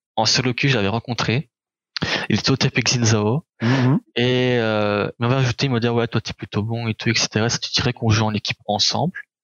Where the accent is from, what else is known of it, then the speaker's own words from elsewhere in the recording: Charleroi, Wallonia, Belgium; also born or lived in Anderlecht, Belgium; né à Anderlecht en Belgique. quand j'étais petit, je me rappelle, je suis resté là-bas jusqu'à mes sept ans je crois. Je me rappelle pas trop mhm. de là-bas. Et après on a dû déménager en Charleroi, en Belgique